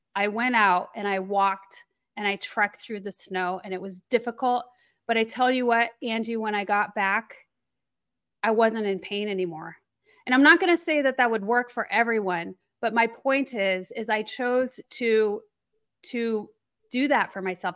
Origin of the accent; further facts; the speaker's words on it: Colorado, United States; I grew up in Colorado, so I was very used to the elements